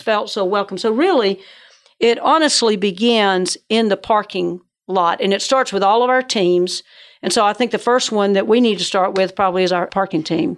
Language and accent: English; Georgia, United States; I grew up in Georgia, so that's where the northern accent comes